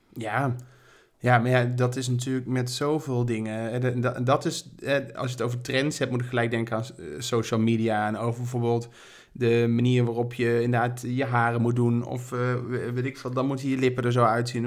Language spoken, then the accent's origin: Dutch; Berlicum, North Brabant, Netherlands; now in Amsterdam, Netherlands; ik kom uit Berlicum.